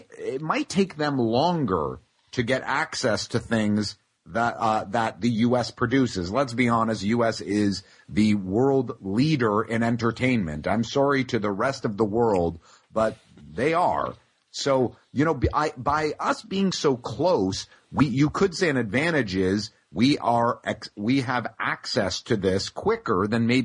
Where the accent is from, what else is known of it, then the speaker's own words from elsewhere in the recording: Canada; also born or lived in Toronto; by us being Canadian